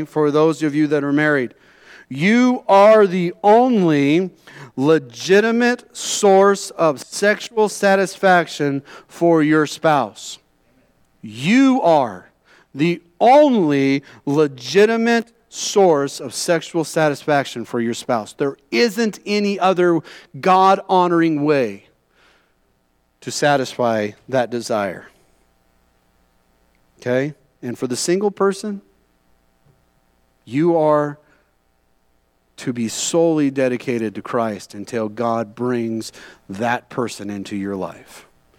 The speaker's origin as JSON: {"language": "English", "region": "California", "country": "United States", "said": "I came from California, my wife came from Virginia, and we met at a camp in the middle of Utah, okay?"}